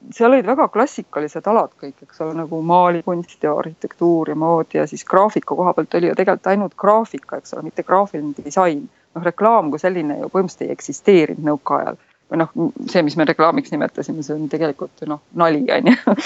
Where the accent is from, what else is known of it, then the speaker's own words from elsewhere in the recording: Tartu, Tartu County, Estonia; moved away as an adult; now in Netherlands; sündisin ja kasvasin Tartus